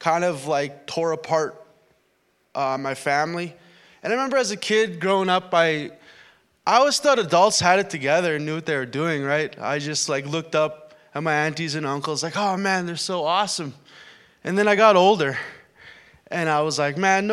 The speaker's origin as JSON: {"language": "English", "town": "Winnipeg", "region": "Manitoba", "country": "Canada", "moved": "as an adult", "lives_now": "Thunder Bay, Canada", "said": "I came from the Winnipeg area."}